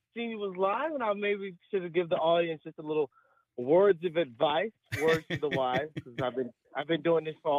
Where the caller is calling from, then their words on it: Baton Rouge, Louisiana, United States; Hi, Tim. I'm calling from the great state of Baton Rouge, Louisiana.